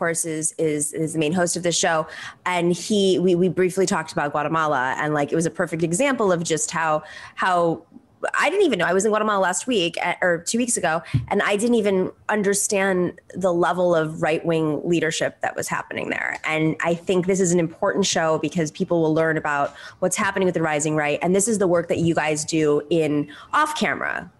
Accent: United States; as an American

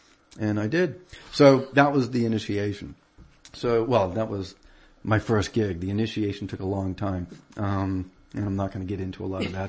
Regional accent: Peabody, Massachusetts, United States; I mean, growing up in Peabody, aside from, you know, being in the basement playing to all of my favorite progressive rock records and all of that stuff, I used to play all the time to … and ….

